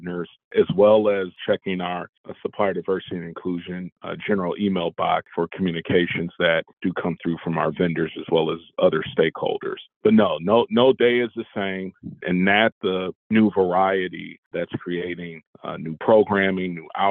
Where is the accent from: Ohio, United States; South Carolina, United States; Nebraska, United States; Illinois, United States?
Ohio, United States; Toledo; moved away as an adult; now in Pittsburgh, United States; my hometown of Toledo, Ohio